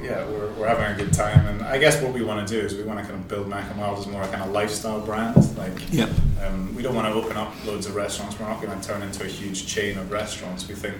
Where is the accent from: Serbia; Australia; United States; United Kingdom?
United Kingdom; Aberdeen, Scotland; So I'm from Aberdeen. So I grew up from Aberdeen.